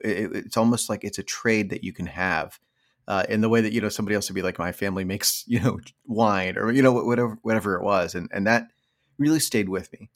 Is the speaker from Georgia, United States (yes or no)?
no; Pennsylvania, United States; also born or lived in California; now in New York, United States; I grew up in suburban rural Pennsylvania